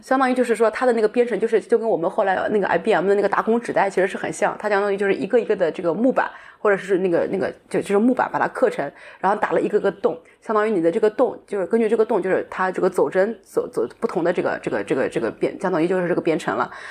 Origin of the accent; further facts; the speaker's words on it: China; moved away as an adult; also born or lived in Germany; 我们中国人